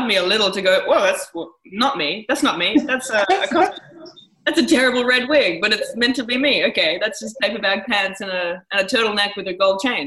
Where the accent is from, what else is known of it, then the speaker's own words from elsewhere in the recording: Australia; I'm from Australia.